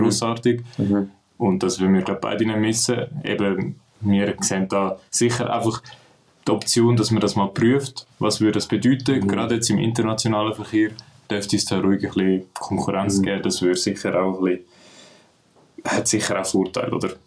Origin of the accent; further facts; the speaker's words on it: Switzerland; bei uns in der Schweiz